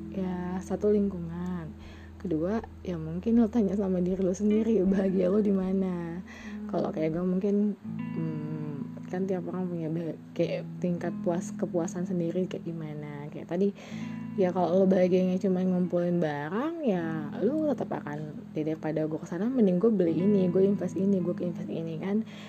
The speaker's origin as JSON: {"language": "Indonesian", "region": "Jakarta", "country": "Indonesia", "tie": "born or raised there", "said": "lahir di Jakarta"}